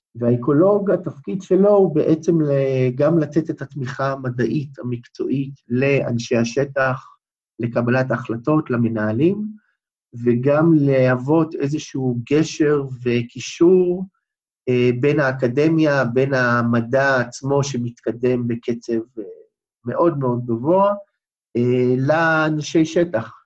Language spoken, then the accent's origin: Hebrew; Beersheba, Southern District, Israel; כמעט כל חיי גרתי במדבר, נולדתי בבאר שבע